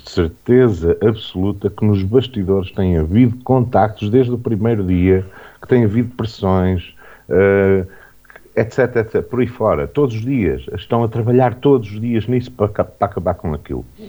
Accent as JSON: {"language": "Portuguese", "town": "Vagos", "region": "Aveiro District", "country": "Portugal", "tie": "born or raised there", "said": "Não é porque eu nasci uh, em Vagos"}